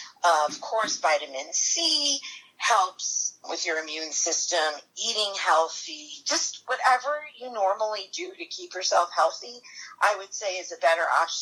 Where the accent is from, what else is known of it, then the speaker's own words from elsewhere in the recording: Connecticut, United States; moved away as an adult; now in North Carolina, United States; I'm originally from Connecticut, but I've been living in North Carolina for about 28 years.